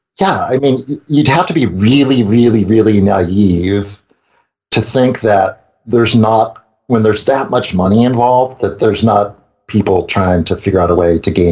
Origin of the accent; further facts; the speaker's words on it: New York, United States; moved away; I'm from New York. I lived in New York 22 years